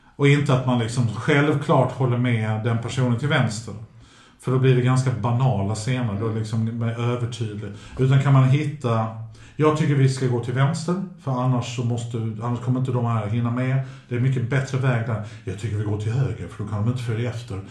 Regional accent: Sweden; Min mamma har ju alltid låtit oss bli svenskar först

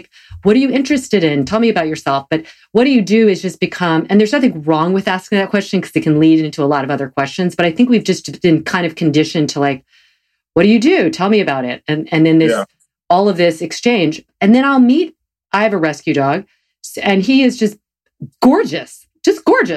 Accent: the South, United States; I'm a Protestant from the South.

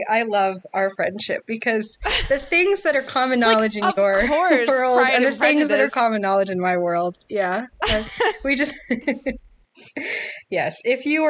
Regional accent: Philadelphia suburbs, Pennsylvania, United States; moved away; I'm originally from the Philadelphia suburbs

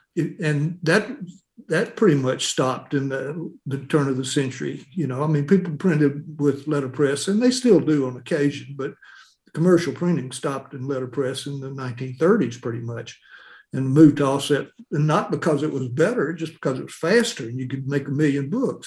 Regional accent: Tupelo, Mississippi, United States; I've had a an interesting an interesting experience growing up in Tupelo

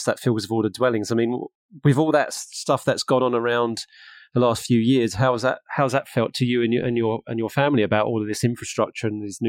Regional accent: Harlow, East of England, United Kingdom; now in Norfolk, United Kingdom; So I'm from Harlow in Essex, which is not too far away from Broxbourne. And I've moved up here and I really, really love it up here and I don't really want to move away, right?

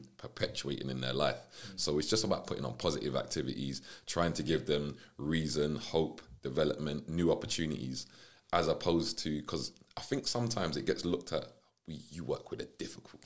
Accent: London, United Kingdom; I was originally from South London

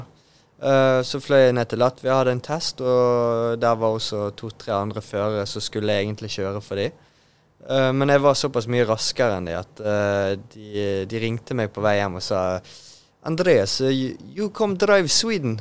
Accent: Bergen, Vestland, Norway; å være bergenser og Åsane-bo

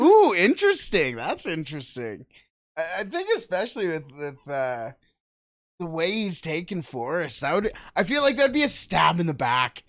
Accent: Canada; we're from Canada

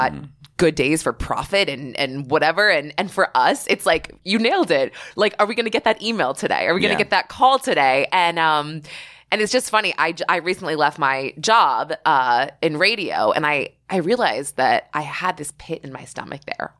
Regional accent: New York, United States; My only issue is that as a New Yorker who loves comedy, when I go to these clubs, like I try to go to the Comic Strip like every other – I live 3 blocks away.

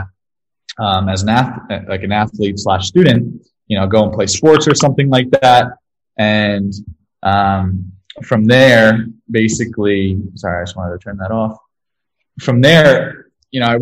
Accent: Ramsey, New Jersey, United States; I was born in New Jersey, in Ramsey, New Jersey. And I grew up there

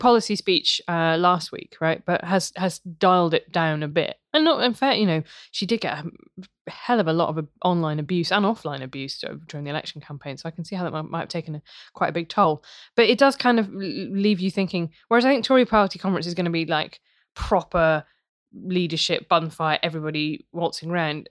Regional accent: Worcester, West Midlands, United Kingdom; where I grew up in Worcester

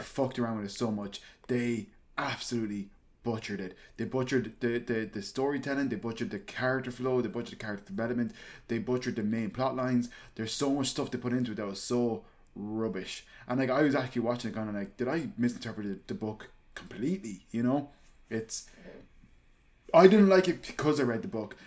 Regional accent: Ireland; born or raised there

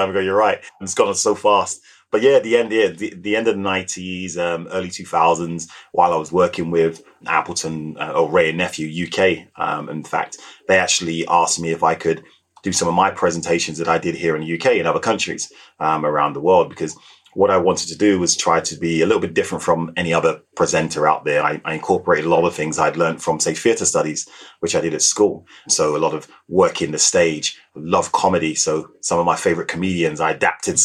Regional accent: Jamaica; It's part of my DNA, being a Jamaican

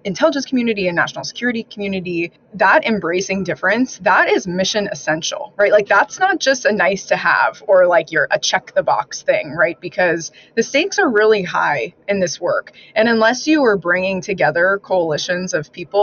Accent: Arizona, United States; moved away; growing up in Arizona, that just wasn't part of our lexicon.

